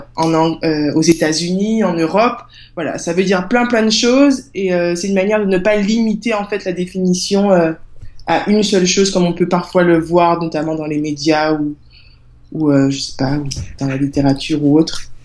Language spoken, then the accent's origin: French; Guadeloupe; also born or lived in Marseille; je suis née à Marseille, mais euh, j'ai grandi en Guadeloupe